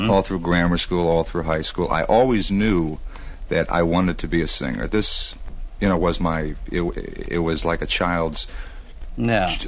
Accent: Chicago, Illinois, United States; now in New York, United States; I, I w- well, I grew up in Chicago, Illinois.

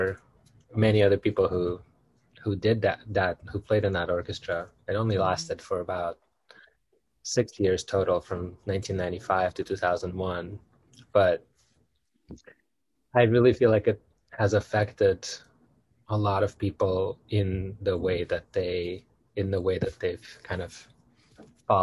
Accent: Moscow, Russia; moved away; I was born in Moscow, Russia, into a family of musicians.

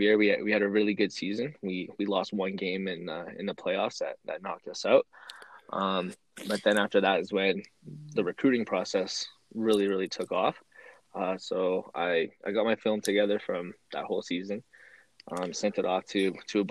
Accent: New Brunswick, Canada; also born or lived in Alberta; I grew up in New Brunswick

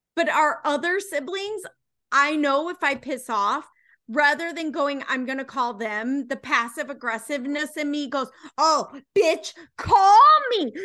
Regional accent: United States; We're American

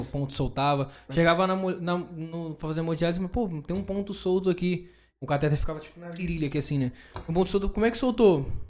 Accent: Rio de Janeiro, Brazil; a gente é carioca

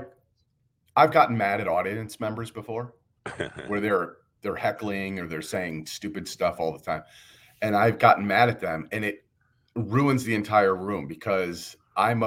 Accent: outside of Chicago, Illinois, United States; accent: farm town accent; I grew up outside of Chicago, so it's kind of a farm town accent

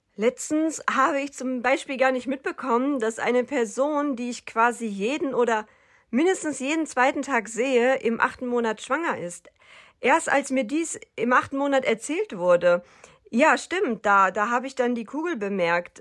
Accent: North Rhine-Westphalia, Germany; Aufgewachsen bin ich in Nordrhein-Westfalen

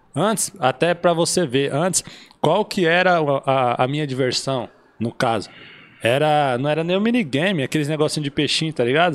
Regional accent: Caraguatatuba, São Paulo, Brazil; moved away as an adult; now in São José dos Campos, Brazil; Nasci em Caraguatatuba, ali foi toda a minha trajetória

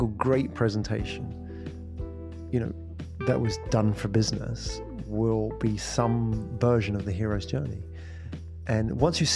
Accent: England, United Kingdom; moved away as an adult; also born or lived in London / Japan; now in Singapore; I was born in England

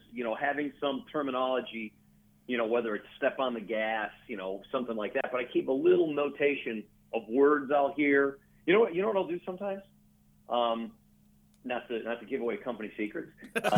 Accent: Midwest, United States; moved away; also born or lived in Houston; grew up in the Midwest.

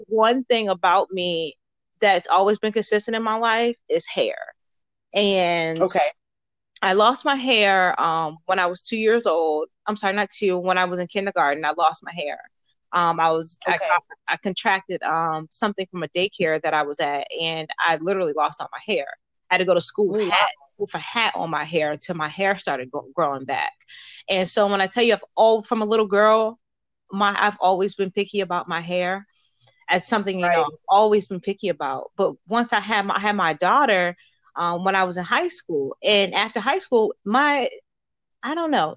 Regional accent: Baltimore, Maryland, United States; moved away as an adult; now in Fort Knox, United States; I am originally from Baltimore, Maryland.

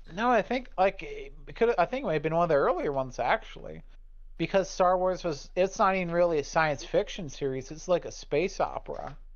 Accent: United States; I was born in America

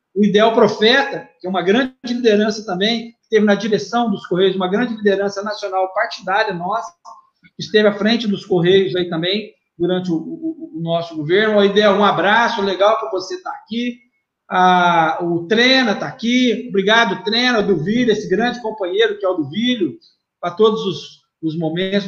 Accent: Ribeirão Preto, São Paulo, Brazil; eu fui criado no bairro, fui criado na Vila Tibério, na Vila Virgínia

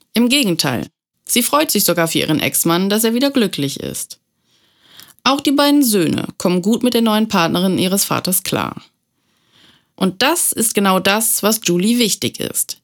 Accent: Germany; bei uns in Deutschland

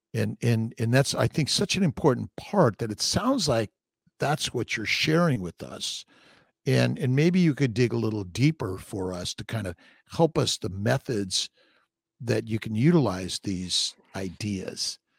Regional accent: Los Angeles, California, United States; I'm from Los Angeles

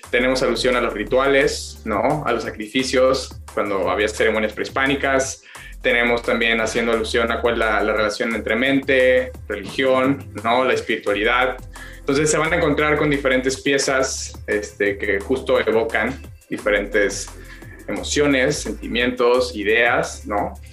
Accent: Mexico; la mayoría somos mexicanos, ¿no?

